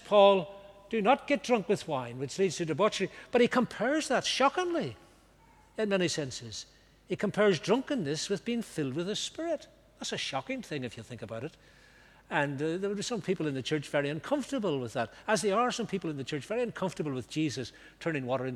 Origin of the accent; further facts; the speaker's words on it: Banbridge, Northern Ireland, United Kingdom; Banbridge, my hometown.